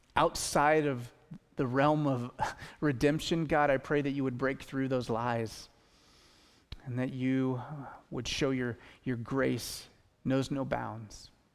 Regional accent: Western Washington, United States; now in Bellingham, United States; I'm from Western Washington

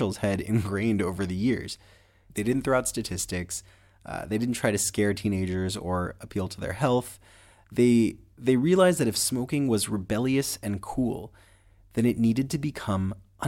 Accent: Miami, Florida, United States; I was born and raised in Miami, Florida

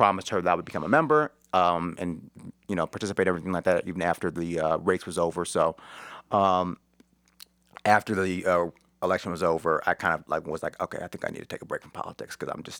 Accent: Cleveland, Ohio, United States; So, well, I'm from Cleveland. I went to Shaker Heights High School.

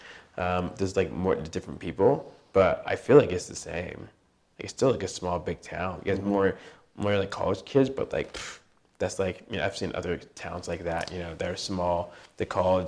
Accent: California, United States; I'm from Orange County, I would say.

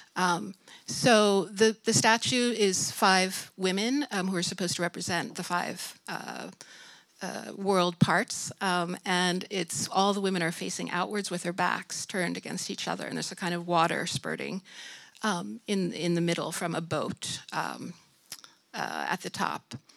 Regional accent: United States; moved away as an adult; now in Sweden; I'm originally from the United States and came here in 1994

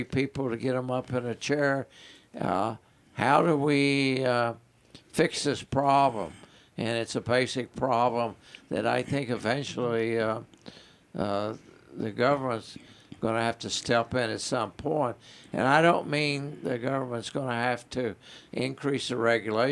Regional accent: Campbellsville, Kentucky, United States; I was born and raised in Campbellsville and then been practicing there for 42 years.

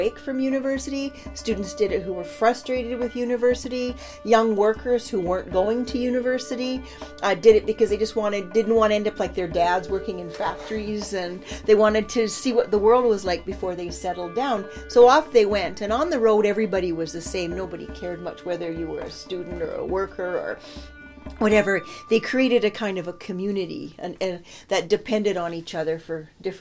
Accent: Saskatoon, Saskatchewan, Canada; I grew up in Saskatoon

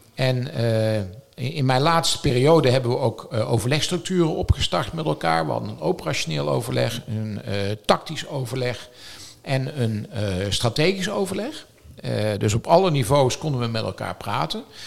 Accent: North Brabant, Netherlands; now in Noordwijk, Netherlands; Als Brabander

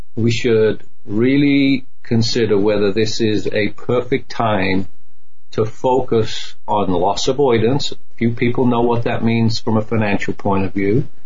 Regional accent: United Kingdom; now in United States; I'm a proud American British. You know, I'm joined. I mean, I love my home country, the old country

